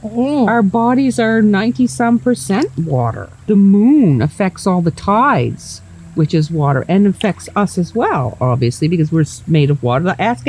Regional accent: Nova Scotia, Canada

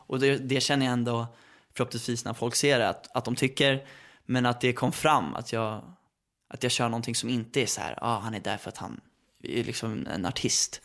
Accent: Värmdö, Stockholm County, Sweden; jag är uppväxt på Värmdö

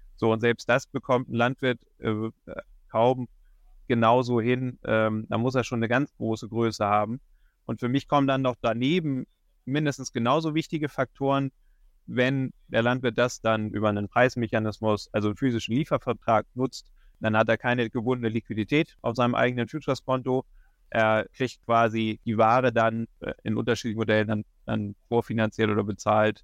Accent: Schleswig-Holstein, Germany; moved away as an adult; also born or lived in Kiel; now in Hildesheimer Börde, Germany; Bin ursprünglich aus Schleswig-Holstein

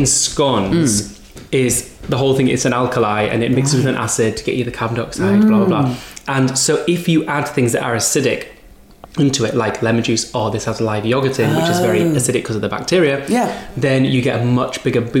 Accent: Whitby, Yorkshire and the Humber, United Kingdom; Yeah, North East Yorkshire.

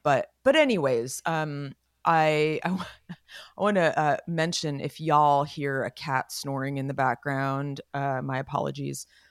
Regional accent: Los Gatos, California, United States; we were growing up in Los Gatos

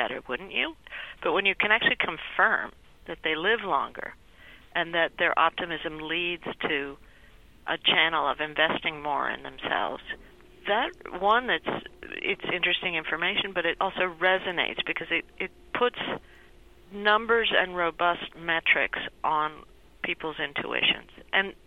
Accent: Peru; I was born in Peru

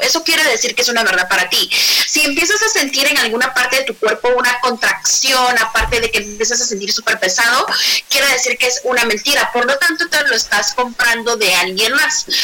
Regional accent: Guatemala; now in Mexico City, Mexico; yo soy de Guatemala, ahora vivo en Ciudad de México

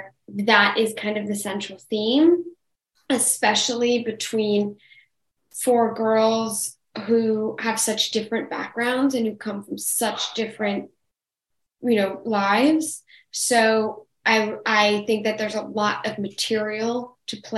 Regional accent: New York, United States; I grew up in New York. I grew up in a city where, you know, public schools were very reliable

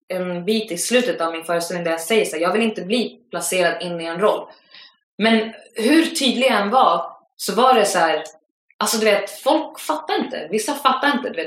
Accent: Västra Götaland, Sweden; accent: Gothenburg dialect; Jag bara, nej det, det är göteborgska.

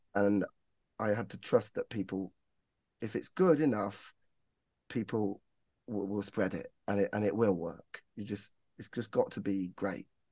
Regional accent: Northampton, East Midlands, United Kingdom; I'm from Northampton

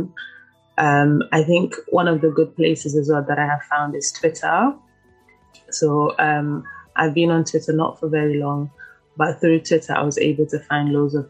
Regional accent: London, United Kingdom; also born or lived in Ivory Coast; I was born in Ivory Coast in the region of Kumasi. I was living there until about 8 years old. And then I moved to London, to the UK

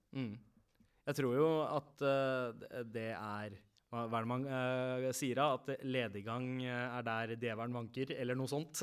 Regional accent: Oslo, Norway; alle vi fire vi har vokst opp uh, på Søndre Nordstrand

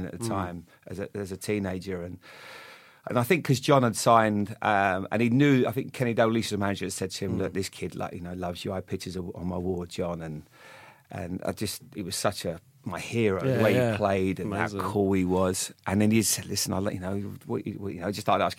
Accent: Bournemouth, South West England, United Kingdom; Growing up in Bournemouth

